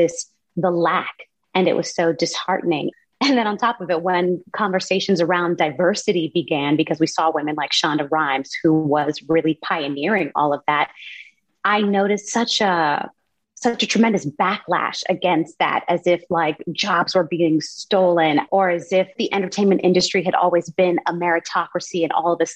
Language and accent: English; California, United States; I grew up in California